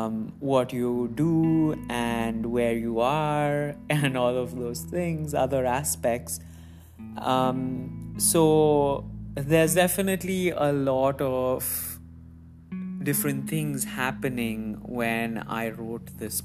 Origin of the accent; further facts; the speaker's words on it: Muscat, Oman; Growing up, I've said in previous episodes that I grew up in the Middle East, and in this post, I also reiterated that. So Muscat, Oman, as amazing as it was, and as much as I called it my home, was never truly where I belonged.